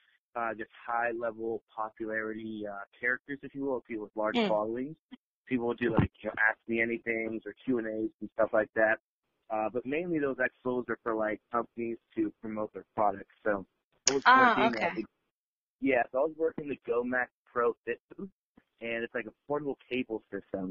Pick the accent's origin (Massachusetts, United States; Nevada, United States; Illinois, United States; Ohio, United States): Nevada, United States; Las Vegas; I am from Vegas